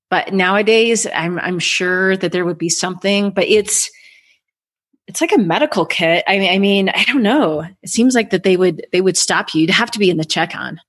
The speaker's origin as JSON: {"language": "English", "country": "United States", "said": "white girl from America"}